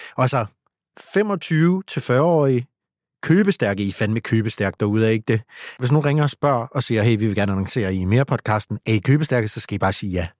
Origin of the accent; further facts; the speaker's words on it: East Funen, Southern Denmark, Denmark; nu kommer jeg selv fra Østfyn